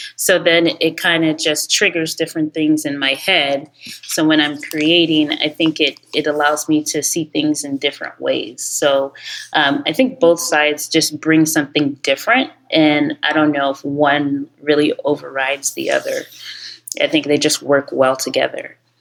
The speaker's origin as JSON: {"language": "English", "region": "Ohio", "country": "United States", "tie": "born or raised there", "also_born_or_lived": "New York", "moved": "as an adult", "said": "I'm actually Nigerian. Um, I was born and raised in Ohio"}